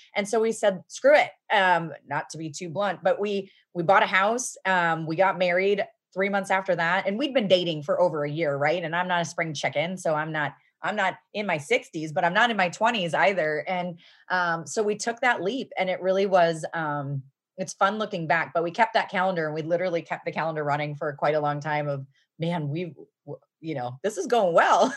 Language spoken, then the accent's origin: English; Midwest, United States; moved away as an adult; also born or lived in Seattle / Cincinnati, Ohio; I was from the Midwest. I was living in Seattle